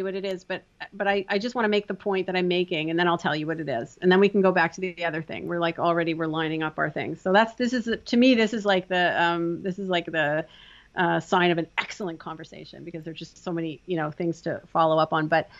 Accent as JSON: {"language": "English", "country": "Canada", "said": "I'm from Canada, hockey players, that's legut to me."}